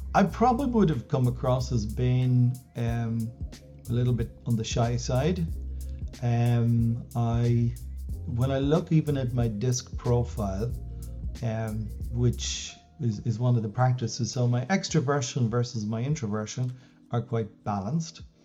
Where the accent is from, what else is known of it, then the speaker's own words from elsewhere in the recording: Ireland; also born or lived in Dublin; I was born in Dublin, I really was born in the countryside. Um, so I lived in West Wicklow for the first 18 years of my life on a farm.